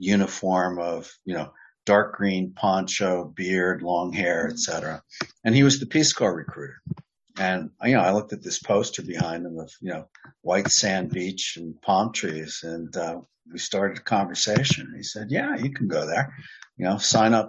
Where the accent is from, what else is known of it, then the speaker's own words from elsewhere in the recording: New York, United States; I'm from New York State as well